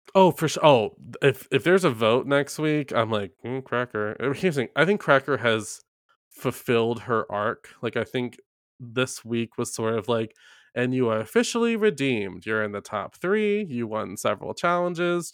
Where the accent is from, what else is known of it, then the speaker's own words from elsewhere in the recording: the South, United States; I'm from the South